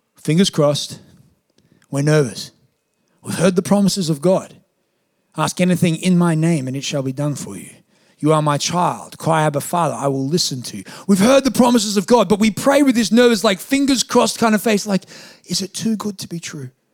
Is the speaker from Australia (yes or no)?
yes; Australia; I'm Australian